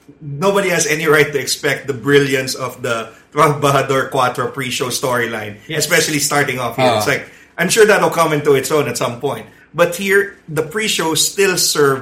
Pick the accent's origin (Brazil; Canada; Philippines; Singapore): Philippines; our memories run longer as Filipino wrestling audience